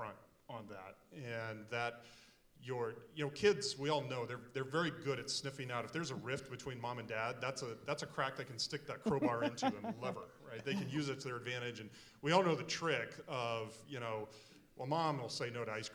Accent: Lincoln, Nebraska, United States; we are both from Lincoln, Nebraska

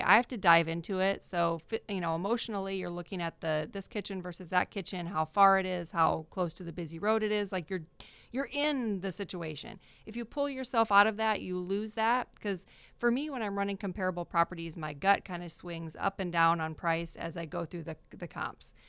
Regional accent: Iowa, United States; moved away as an adult; also born or lived in Arizona; now in Fresno, United States; from Arizona, but we're from Iowa originally

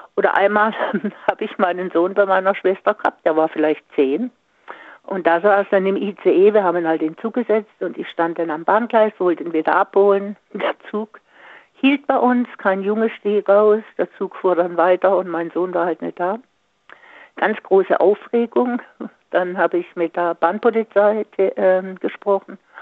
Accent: Singen, Baden-Württemberg, Germany; moved away; ich komme ja aus Singen

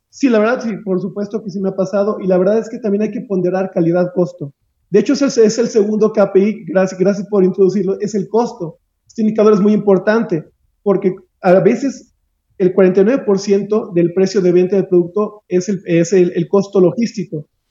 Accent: Aguascalientes, Mexico; Yo soy oriundo de Aguascalientes

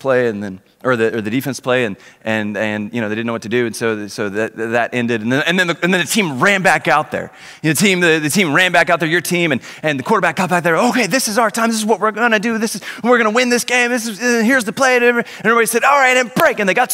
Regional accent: Oklahoma, United States; moved away as an adult; now in Dallas, United States; Originally, my family and I are from Oklahoma

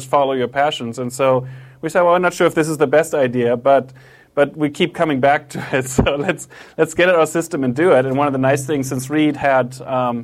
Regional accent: Germany; moved away; also born or lived in Japan; I'm from Germany, I lived in Japan for a while.

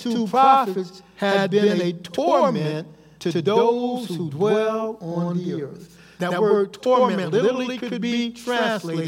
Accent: Los Angeles, California, United States; as a kid growing up in Los Angeles back in the 60s

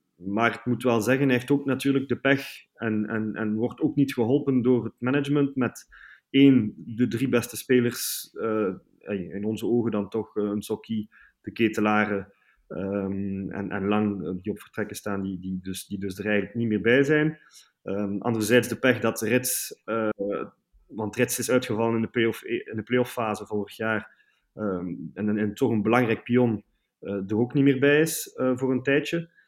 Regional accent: Bruges, Flanders, Belgium; moved away as an adult; now in Brussels, Belgium; ik ben dus geboren in Brugge, 35 jaar geleden

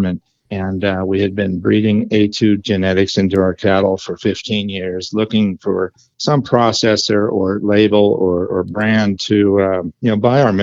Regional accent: Ferndale, California, United States; moved away as an adult; now in Crescent City, United States; I originally grew up in Humboldt County, just south of us, 100 miles away

